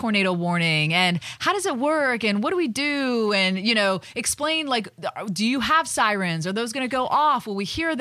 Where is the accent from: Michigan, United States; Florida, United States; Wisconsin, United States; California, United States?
Florida, United States; I was born and raised in Florida